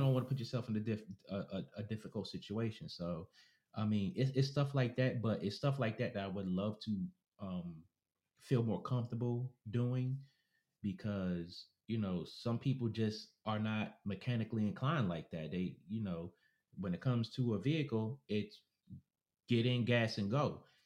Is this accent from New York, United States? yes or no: yes; New York, United States; a New Yorker, so I'm a New Yorker